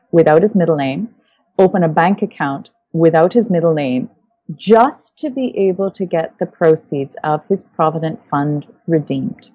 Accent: Winnipeg, Manitoba, Canada; moved away as an adult; I'm actually originally from the Canadian prairies. I was born in Winnipeg and um, lived, well, the, the first uh, 20 odd years of my life in Canada

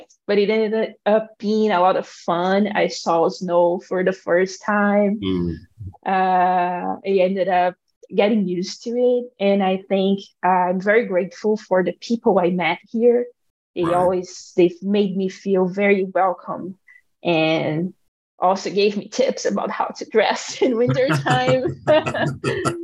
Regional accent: Brazil; moved away as an adult; now in Madison, United States; I'm here and I'm from Brazil

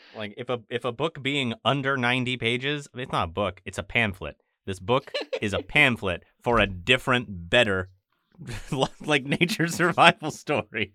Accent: Maine, United States

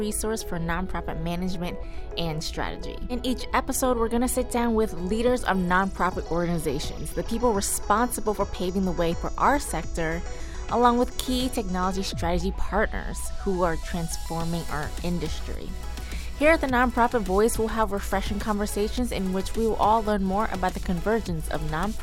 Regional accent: Delaware, United States; moved away as an adult; now in Philadelphia, United States; I grew up in Delaware, and I moved to Philly in 2017

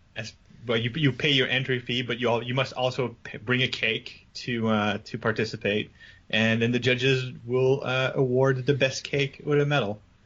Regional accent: Canada; I'm French Canadian

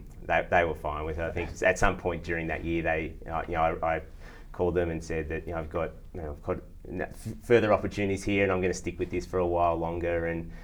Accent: Victoria, Australia; also born or lived in various places around Australia; Yeah, so I grew up, my father was in the military, so I spent a chunk of time in Victoria, but got to live in all sorts of places around Australia. And that was great, actually. We lived in lots of rural places

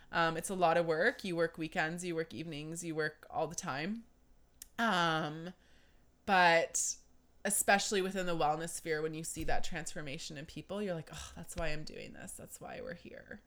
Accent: Deep River, Ontario, Canada; also born or lived in Toronto; I grew up in Deep River

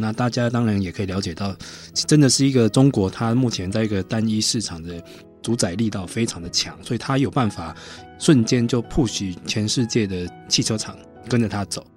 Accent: Taiwan; 我们台湾人

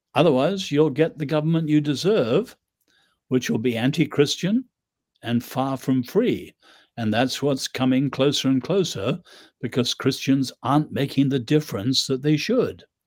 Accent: Ireland; also born or lived in England; I'm Irish.

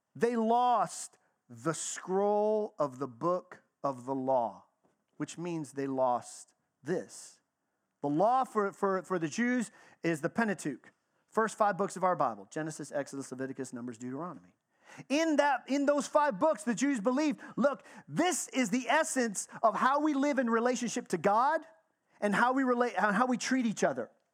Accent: Texas, United States; I grew up in the South. I grew up in Texas

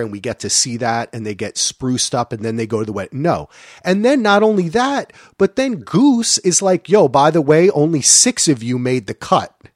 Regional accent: New Jersey, United States; I'm from New Jersey

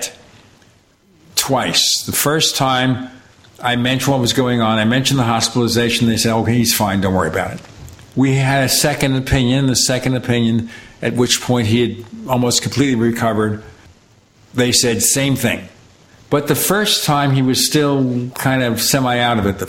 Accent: New York City, New York, United States; I grew up in Brooklyn

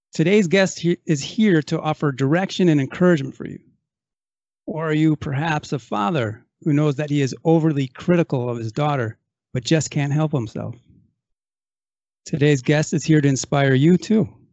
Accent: Racine, Wisconsin, United States; now in California, United States; I come from Racine, Wisconsin

